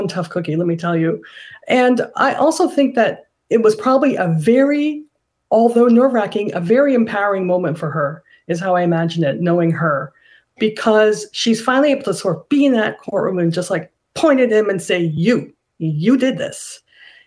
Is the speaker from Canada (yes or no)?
yes; Canada; I'm Canadian, and I, the night of the election, the night before the election, I got on a plane and came back to Canada and just stayed here for a while